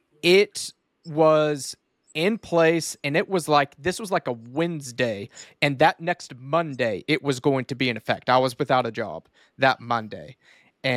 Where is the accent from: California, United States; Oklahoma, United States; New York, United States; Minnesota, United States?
Oklahoma, United States; Duncan; I was born and raised here in Duncan, Oklahoma. We are pretty rural, have about 23,000-24,000 people